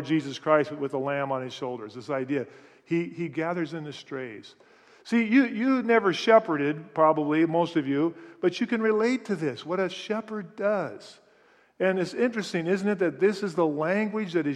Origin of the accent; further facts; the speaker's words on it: Seattle, Washington, United States; I grew up in Greenwood. I live in the same place I grew up in, but now we call it Finney Ridge